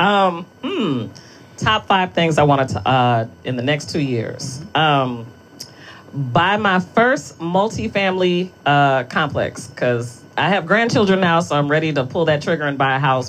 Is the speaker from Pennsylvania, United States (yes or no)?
no; Detroit, Michigan, United States; I'm from Detroit